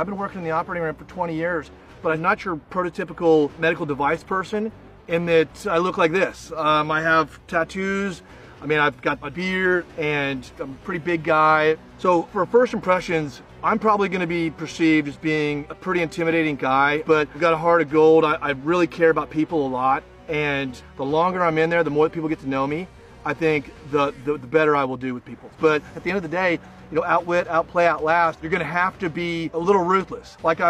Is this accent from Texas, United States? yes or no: yes; Texas, United States; now in Idaho, United States; I'm originally from Texas. Now I live in Idaho